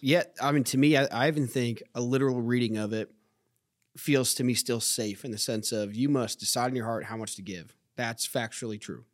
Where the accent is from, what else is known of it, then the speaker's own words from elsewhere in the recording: United States; as an American